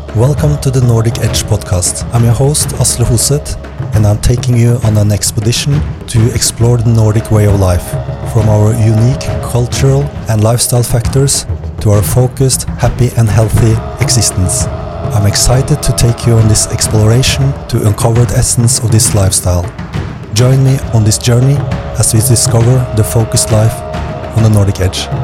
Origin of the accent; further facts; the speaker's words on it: Norway; I'm originally from Norway